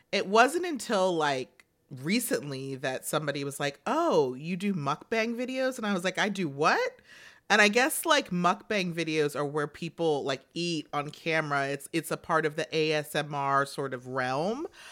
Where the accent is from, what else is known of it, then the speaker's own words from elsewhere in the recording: the South, United States; I grew up in the South.